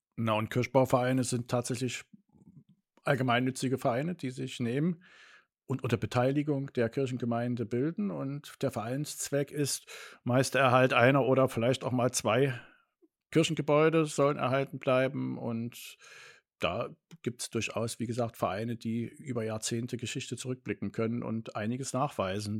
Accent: Northern Germany, Germany; moved away; in Norddeutschland, da wo ich aufgewachsen bin und konfirmiert bin

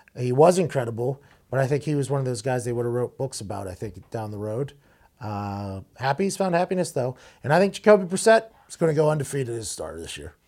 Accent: Pittsburgh, Pennsylvania, United States; in Pittsburgh, in my hometown

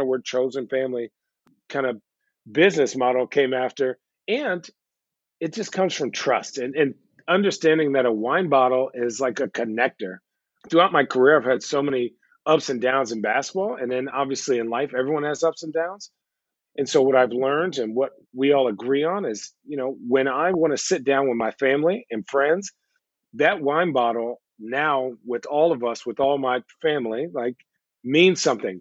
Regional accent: Arizona, United States; now in Portland, United States; I'm from Arizona, right? Well, I grew up in Arizona

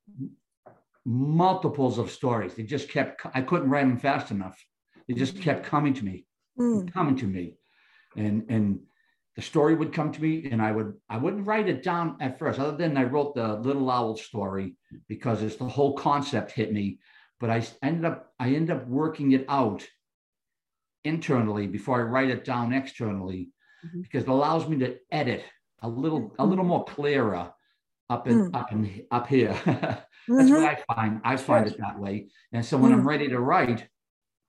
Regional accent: Boston, Massachusetts, United States; I grew up in South Boston, right on Boston Harbor's waterway

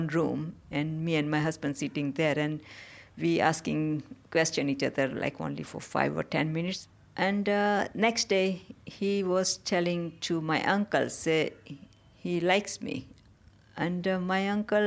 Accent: Gujarat, India; English is a second language; moved away as an adult; also born or lived in Peckham, London; now in London, United Kingdom; But in India, I grew up in a small village. It's in the Gujarat states. And I came here in 1989 to get married to my husband.

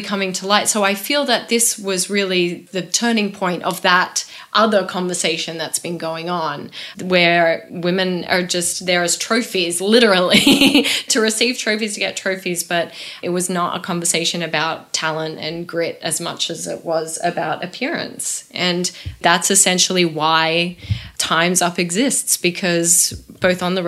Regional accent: Australia; moved away as an adult; also born or lived in New York / London / Paris; I was from Australia and I was working in New York and London and Paris and all over the place

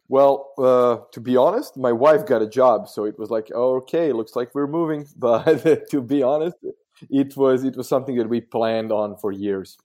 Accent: near Zagreb, Zagreb County, Croatia; first language Croatian; English is a second language; I'm from Zagreb, actually near first city near Zagreb. It's basically where the Zagreb airport is, so basically capital

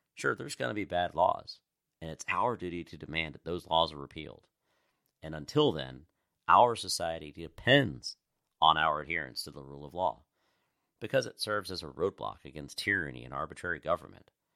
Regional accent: United States; I'm just a God-loving American guy

